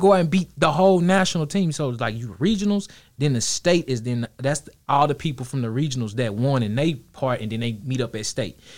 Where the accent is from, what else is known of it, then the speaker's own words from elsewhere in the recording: Dallas, Texas, United States; Kid growing up in Dallas